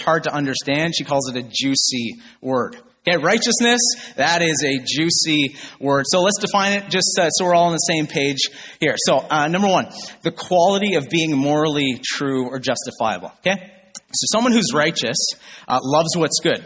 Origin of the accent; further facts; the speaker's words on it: Northern Ontario, Canada; I grew up in Northern Ontario